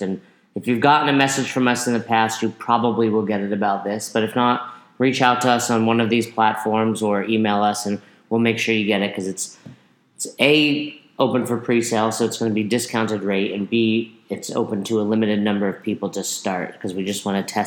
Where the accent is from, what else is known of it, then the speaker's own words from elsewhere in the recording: Peekskill, New York, United States; I grew up in Peekskill, New York